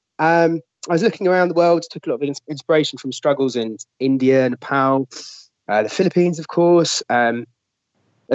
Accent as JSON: {"language": "English", "region": "London", "country": "United Kingdom", "said": "I'm a Londoner"}